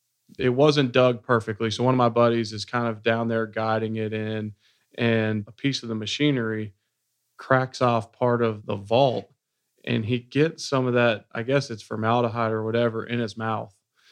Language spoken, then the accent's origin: English; Cincinnati, Ohio, United States; Yeah, so I grew up in Cincinnati, Ohio, working class family.